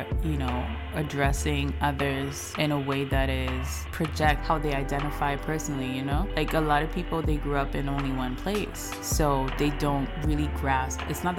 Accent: Paris, Île-de-France, France; also born or lived in London; So at some point I was in Paris and then I moved to London. So I would say I grew up in Paris and London because those were like important years for me.

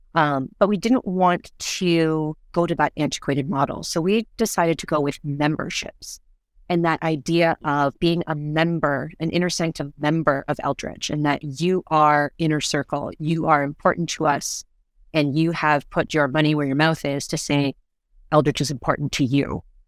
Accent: Canada; we're Canadian and we all understand snow suits

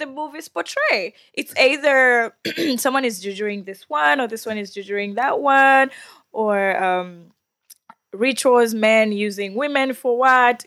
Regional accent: Tanzania; moved away; from Tanzania.

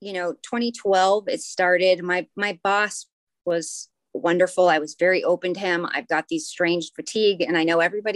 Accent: Anchorage, Alaska, United States; also born or lived in Sydney, Australia; I'm from Anchorage, Alaska. That's where I grew up

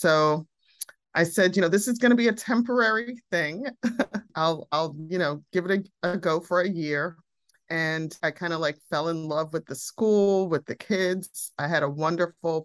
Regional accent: New York City, New York, United States; also born or lived in Barbados; I grew up on the Upper West Side of Manhattan for the most part, lived in my mother's family's home country of Barbados for a few years

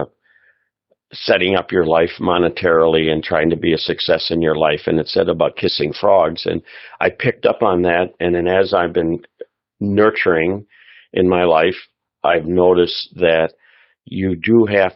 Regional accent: Milwaukee, Wisconsin, United States; Born and raised in the greater Milwaukee, Wisconsin area

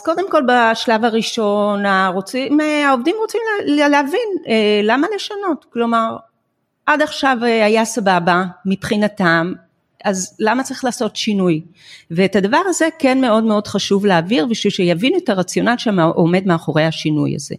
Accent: Israel; אנחנו כישראלים

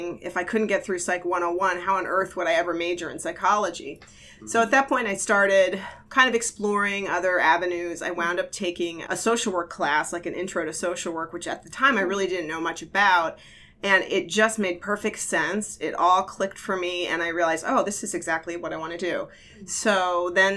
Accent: New Jersey, United States; also born or lived in Florida / Oakland, California; now in Santa Cruz County, United States; I'm actually from New Jersey

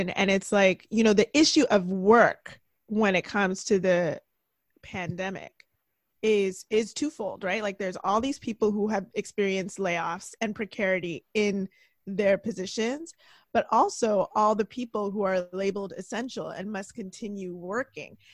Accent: Jamaica; Like, obviously, I'm tied to Jamaica because I'm Jamaican

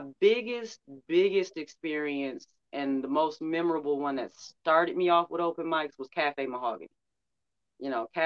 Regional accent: Detroit, Michigan, United States; I'm from Detroit, I'm from Motown, so I had Motown playing all the time

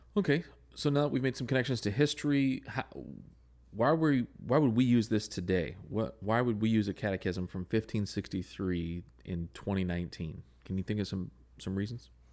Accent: Southern California, United States; I grew up in Southern California

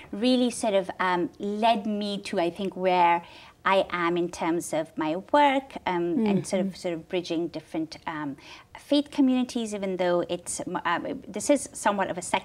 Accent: Lahore, Punjab, Pakistan; moved away; also born or lived in England; I grew up in Pakistan. I was born and raised in Lahore and spent most of my life there, my early life there, except for about 4 years when my family sought asylum in England.

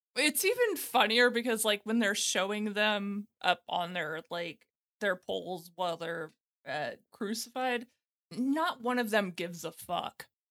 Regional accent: United States; being an American

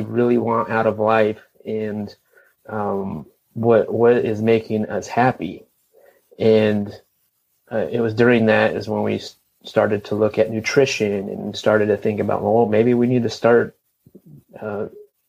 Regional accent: Los Angeles, California, United States; moved away as an adult; now in Asheville, United States; we are from the Los Angeles area. And born and raised in that area, never lived anywhere else

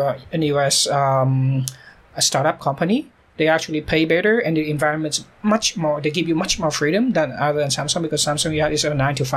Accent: Vietnam; now in South Korea

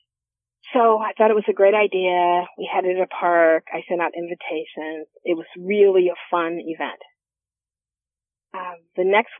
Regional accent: Columbus, Ohio, United States; I'm from Columbus. I went to Columbus School for Girls

